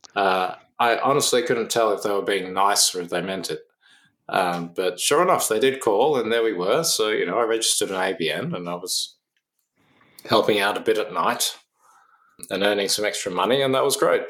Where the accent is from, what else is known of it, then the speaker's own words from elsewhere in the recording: Canberra, Australian Capital Territory, Australia; also born or lived in Oxford / United States; now in Sydney, Australia; I'm from Canberra originally